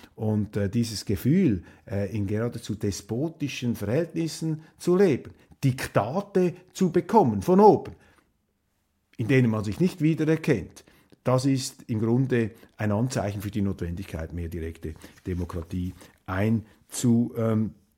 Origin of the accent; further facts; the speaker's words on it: Switzerland; als Schweizer